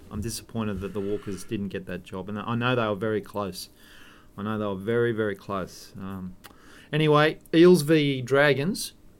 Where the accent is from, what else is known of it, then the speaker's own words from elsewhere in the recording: Inverell, New South Wales, Australia; Well, I'm in Inverell. I grew up in Inverell.